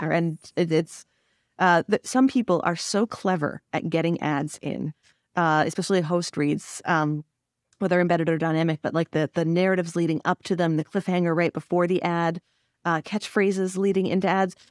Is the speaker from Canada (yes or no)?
yes; Canada; also born or lived in French Canada; as a Canadian